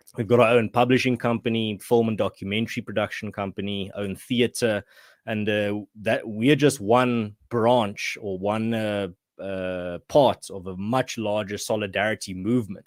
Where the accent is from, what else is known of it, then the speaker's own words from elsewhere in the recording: Western Cape, South Africa; moved away as an adult; now in Gauteng, South Africa; I grew up in the Western Cape